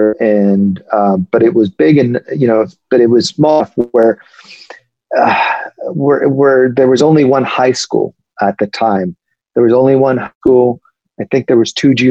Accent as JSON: {"language": "English", "town": "Calexico", "region": "California", "country": "United States", "tie": "born or raised there", "also_born_or_lived": "Salinas, California", "said": "we moved out of Salinas, and we moved to Calexico, California, which is a border town."}